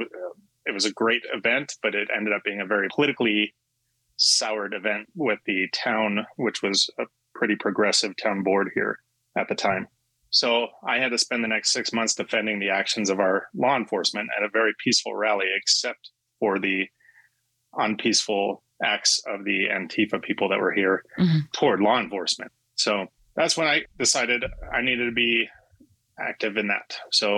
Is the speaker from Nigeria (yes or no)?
no; LaSalle, Colorado, United States; also born or lived in Berthoud, Colorado; I was born and raised in Northern Colorado, actually LaSalle, Colorado. And I was right in a small town, right in the mix of urban and rural. So, I mean, I grew up around hunting.